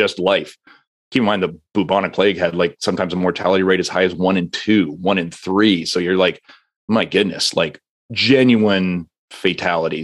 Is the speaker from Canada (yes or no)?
yes; Canada; As a Canadian